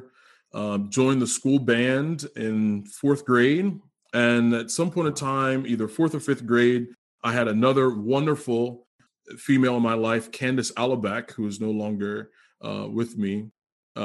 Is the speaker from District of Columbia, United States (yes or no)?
no; Cambridge, Maryland, United States; that's where I'm from.